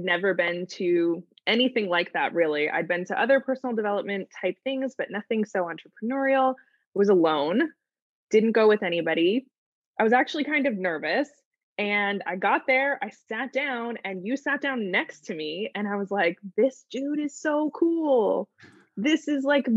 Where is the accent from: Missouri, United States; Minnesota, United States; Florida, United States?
Missouri, United States; St. Louis; moved away as an adult; now in Los Angeles, United States; I grew up in St. Louis, Missouri. I moved to Los Angeles when I was 18